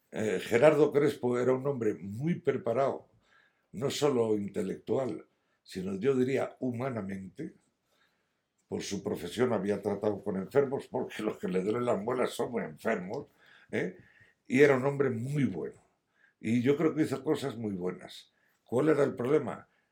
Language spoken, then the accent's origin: Spanish; Madrid, Community of Madrid, Spain; moved away as an adult; also born or lived in San Sebastián, Gipuzkoa; now in Astorga, Spain; aunque he nacido en San Sebastián, Guipúzcoa, por razones bélicas, yo me siento muy madrileño